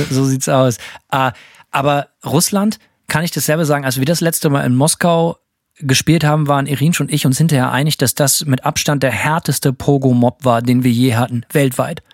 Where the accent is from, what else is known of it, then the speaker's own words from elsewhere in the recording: Germany; bei uns zu Hause in Deutschland